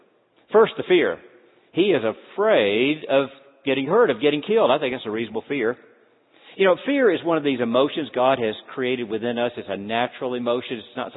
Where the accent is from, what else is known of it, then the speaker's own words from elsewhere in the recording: Deep South, United States; Now, let me tell you, I grew up in the Deep South. Christianity in the Deep South, we had a long list of thou shalt nots.